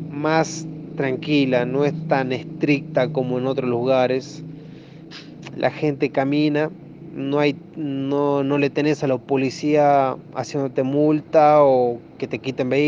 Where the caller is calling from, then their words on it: Cafayate, Salta, Argentina; Hola, soy …, de Cafayate, provincia de Salta, Argentina, uno de los lugares más turísticos